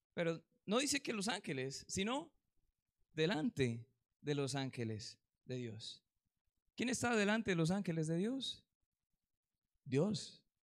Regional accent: Colombia; aquí en Colombia

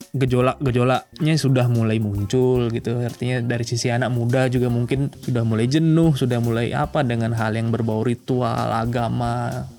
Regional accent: Bali, Indonesia; kita butuhkan sebagai orang Bali

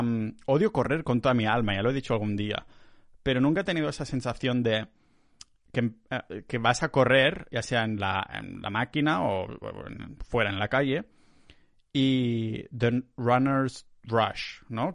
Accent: Catalonia, Spain; now in Tallinn, Estonia; soy muy catalán

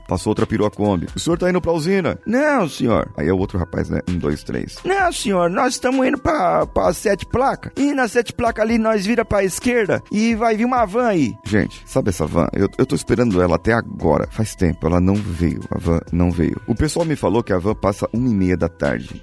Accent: Brazil; nós somos brasileiros

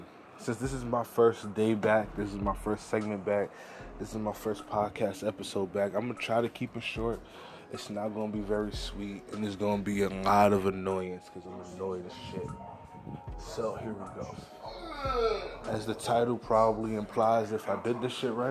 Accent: New York City, New York, United States; I'm from America, I'm from New York City, I'm from Harlem, I'm a Black guy

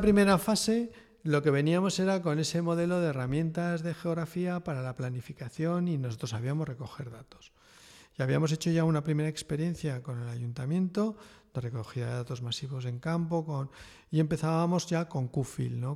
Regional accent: Aragon, Spain; also born or lived in Madrid / Lille; me volví al pueblo

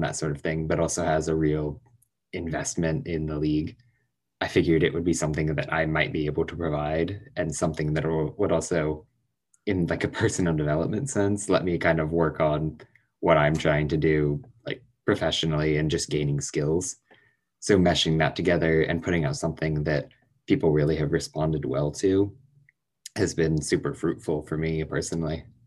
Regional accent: Indianapolis, Indiana, United States; moved away; I'm from Indianapolis originally

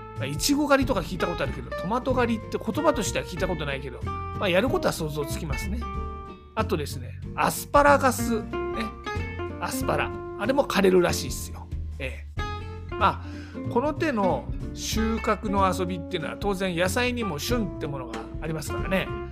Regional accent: Tama area, Tokyo, Japan; 東京多摩地区出身の

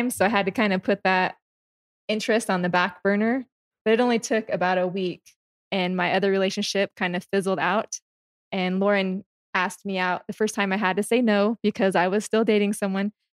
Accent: Washington, United States; moved away as an adult; also born or lived in Delaware / Maryland / Louisiana; now in Utah, United States; I'm from Washington State.

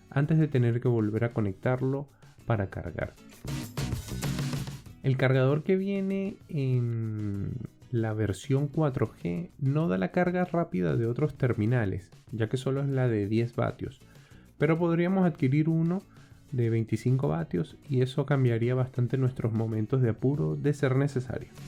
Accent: Venezuela

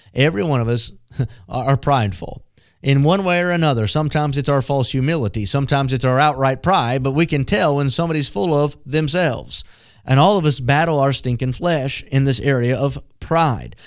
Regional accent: West Virginia, United States; Growing up in West Virginia

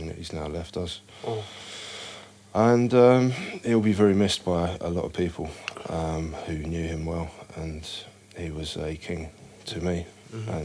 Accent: Purley, London, United Kingdom; also born or lived in Paddington, London; Originally, I grew up in Purley

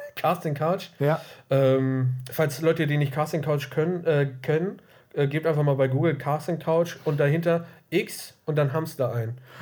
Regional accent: Germany; als Deutscher

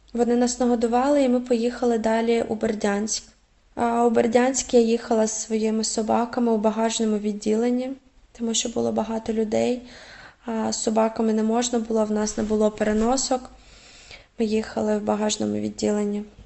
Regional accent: Mariupol, Donetsk Oblast, Ukraine; moved away as an adult; now in Czech Republic; моє рідне місто

